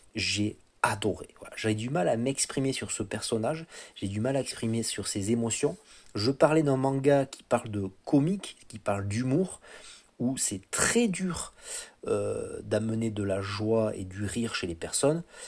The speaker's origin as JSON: {"language": "French", "country": "France", "said": "en tant que français"}